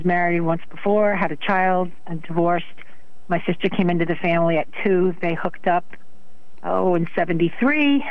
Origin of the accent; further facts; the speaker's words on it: Waterford, Connecticut, United States; I grew up in Waterford